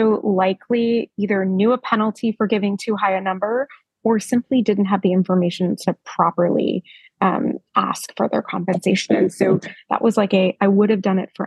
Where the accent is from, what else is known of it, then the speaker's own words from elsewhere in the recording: United States; now in Australia; as an American